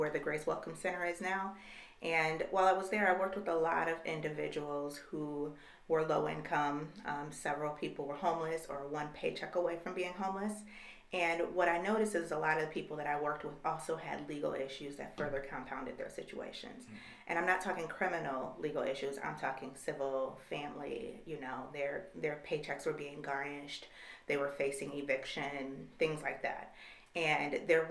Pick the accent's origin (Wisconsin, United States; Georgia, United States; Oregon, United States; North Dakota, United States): Wisconsin, United States; Trevor; also born or lived in North Chicago, Illinois / Kenosha, Wisconsin; I grew up in Western Kenosha County. My mom, my sister, and I moved to Trevor, Wisconsin when I was just 12 years old